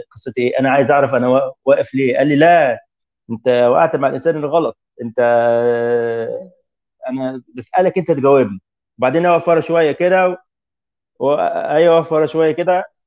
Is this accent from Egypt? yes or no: yes; Egypt; moved away as an adult; now in Tunisia; ازور اهلي هنا في مصر